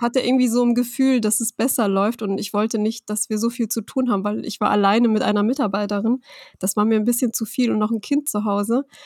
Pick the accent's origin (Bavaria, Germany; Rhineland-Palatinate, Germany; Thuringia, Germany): Rhineland-Palatinate, Germany; ich bin aus Rheinland-Pfalz und meine Firma mhm. ist in mhm. Hessen